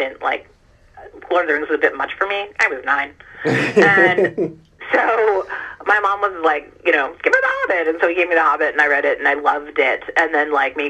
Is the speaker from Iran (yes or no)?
yes; Iran; now in United States; I was born in Iran